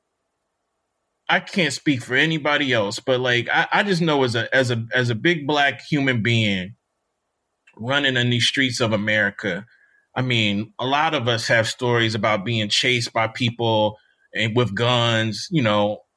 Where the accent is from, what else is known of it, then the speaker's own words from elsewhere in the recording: Jackson, Mississippi, United States; moved away as an adult; also born or lived in Bloomington, Indiana; I'm still from Mississippi